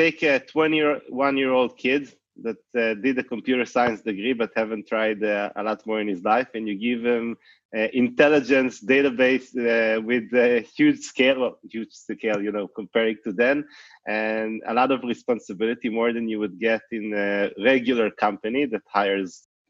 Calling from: Cupertino, California, United States; From Cupertino, California

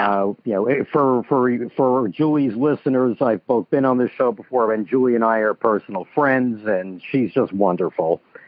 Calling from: Scarsdale, New York, United States; I am calling from Scarsdale, New York.

